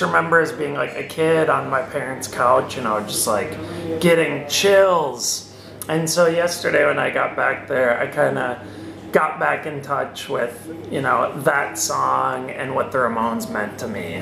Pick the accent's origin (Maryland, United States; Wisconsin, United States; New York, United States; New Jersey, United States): Wisconsin, United States; Wisconsin, my home state